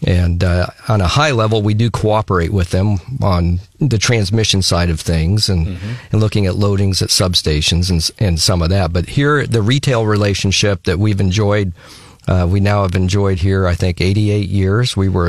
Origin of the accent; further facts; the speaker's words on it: Boone County, Indiana, United States; now in Columbia, Missouri, United States; I grew up in Boone County, Indiana, and my dad was in the Air Force. My mom was a nurse